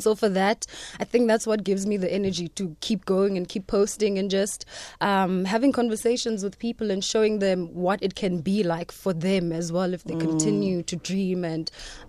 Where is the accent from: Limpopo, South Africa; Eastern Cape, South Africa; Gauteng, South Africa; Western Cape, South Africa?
Eastern Cape, South Africa; Tsolo; now in Johannesburg, South Africa; I'm from Utsolo, Esdwadweni in the Eastern Cape.